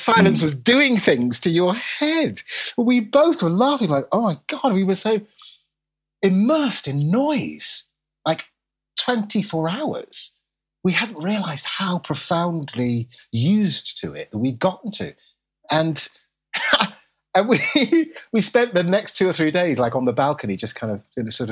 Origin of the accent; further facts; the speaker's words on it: London, United Kingdom; I'm a Londoner